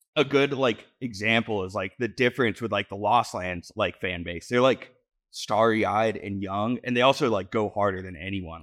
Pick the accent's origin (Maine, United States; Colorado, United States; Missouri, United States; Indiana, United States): Colorado, United States; Denver; also born or lived in New England; I grew up in Denver